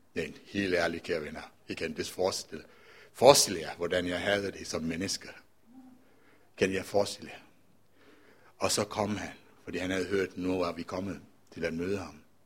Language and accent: Danish; Colombo, Western Province, Sri Lanka; now in Denmark; jeg er født og opvokset i Colombo